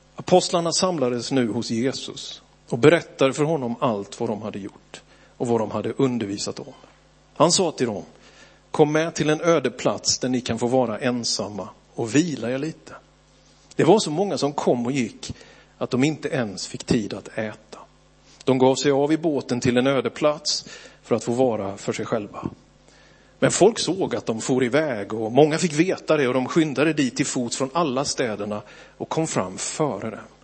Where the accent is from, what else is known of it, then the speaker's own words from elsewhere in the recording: Björkeby, Sweden; att växa upp i Philadelphia, Björkeby